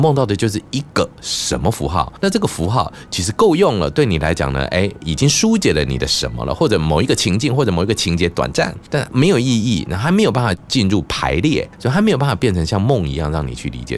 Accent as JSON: {"language": "Chinese", "region": "Pingtung County", "country": "Taiwan", "moved": "yes", "lives_now": "Taipei, Taiwan", "said": "我就回去我的老家，屏东老家扫墓"}